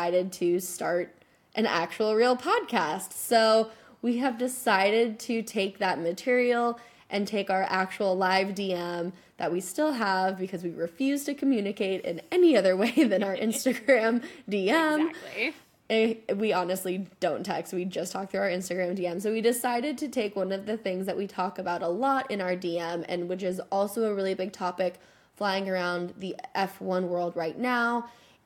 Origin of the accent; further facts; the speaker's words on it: United States; moved away as an adult; I'm an American, but I'm living abroad